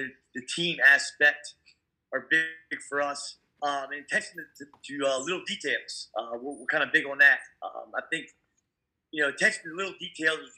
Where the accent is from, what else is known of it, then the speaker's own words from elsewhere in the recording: Queen Anne's County, Maryland, United States; From Queen Anne. I played high school at Queen Anne's County. Graduated in 99.